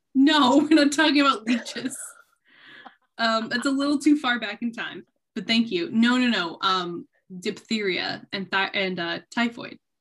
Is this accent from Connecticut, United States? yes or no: no; Jackson, Michigan, United States; born or raised there